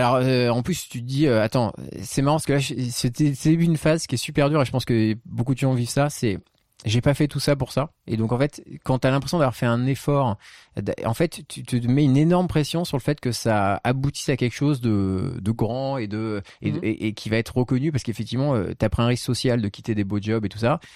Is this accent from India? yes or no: no; Marseille, Provence-Alpes-Côte d'Azur, France; now in Paris, France; je viens de Marseille je suis né à Marseille je me sens très marseillais